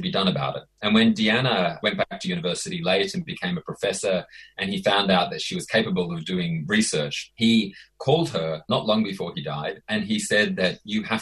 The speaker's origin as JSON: {"language": "English", "country": "Australia", "said": "I'm Australian"}